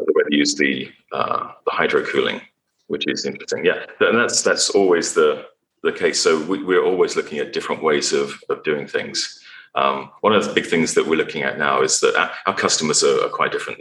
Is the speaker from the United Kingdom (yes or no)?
yes; England, United Kingdom; moved away as an adult; also born or lived in Texas, United States; now in United States; growing up in England